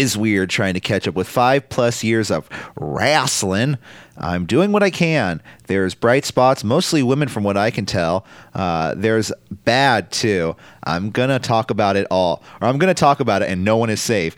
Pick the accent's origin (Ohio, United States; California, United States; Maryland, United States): California, United States; San Francisco; Everybody affiliated with the show is all born and raised in San Francisco. Me, you